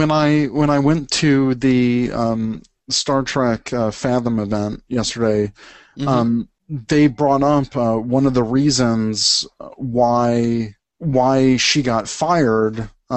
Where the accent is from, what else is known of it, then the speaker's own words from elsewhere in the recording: the South, United States; I was born in the South.